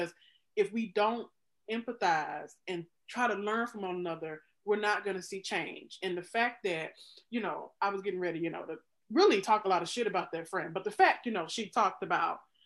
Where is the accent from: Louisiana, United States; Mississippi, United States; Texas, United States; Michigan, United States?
Mississippi, United States; moved away as an adult; now in Chicago, United States; I grew up in Mississippi, the state that had the most African Americans move from it during the Great Migration.